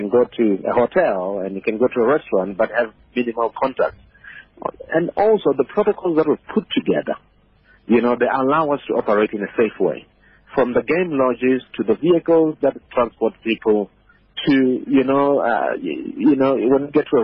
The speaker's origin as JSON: {"language": "English", "region": "Limpopo", "country": "South Africa", "said": "I'm from Limpopo"}